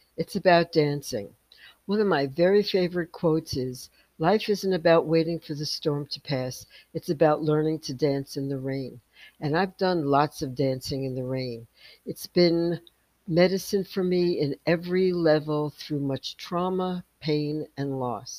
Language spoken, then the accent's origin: English; New York City, New York, United States; moved away as an adult; also born or lived in Manhattan; I grew up in the South Bronx in a poor neighborhood